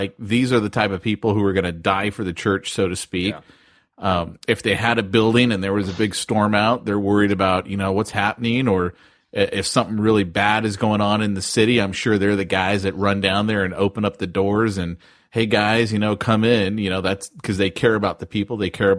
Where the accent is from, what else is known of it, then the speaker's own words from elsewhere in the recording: United States; I'm an American.